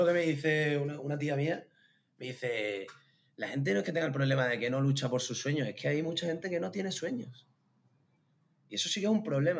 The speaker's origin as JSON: {"language": "Spanish", "area": "a village near Seville", "region": "Andalusia", "country": "Spain", "moved": "as an adult", "lives_now": "Gran Canaria, Spain", "said": "cuando te metes en mi pueblo se ven bastante bien"}